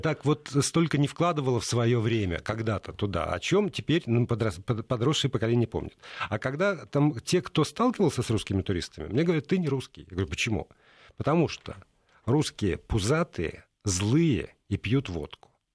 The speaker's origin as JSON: {"language": "Russian", "region": "Moscow", "country": "Russia", "said": "Я говорю, «Из Москвы»"}